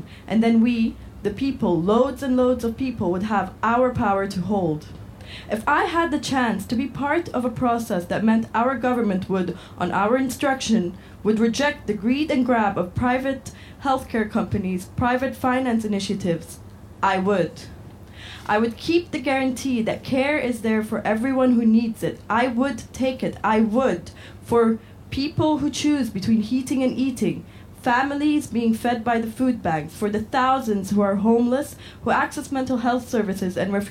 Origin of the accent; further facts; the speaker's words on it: Wales, United Kingdom; now in United States; I'm from Northeast Wales, but I'm writing to you from the Midwest of America, where I've been all summer.